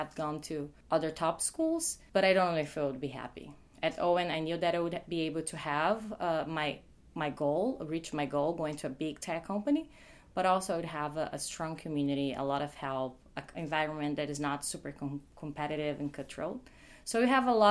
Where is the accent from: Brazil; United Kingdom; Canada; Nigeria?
Brazil; moved away as an adult; now in United States; I'm from Brazil